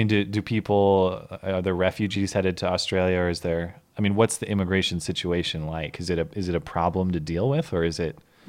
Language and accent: English; United States; Cause I'm an American Rube.